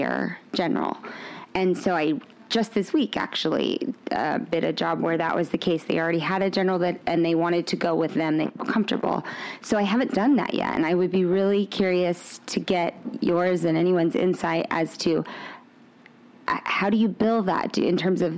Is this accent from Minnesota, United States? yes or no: no; Fresno, California, United States; I'm from Fresno, California